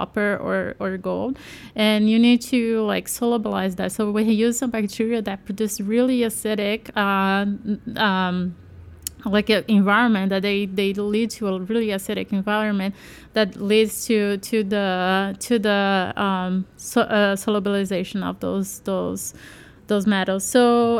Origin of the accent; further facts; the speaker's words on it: Brazil; I'm from Brazil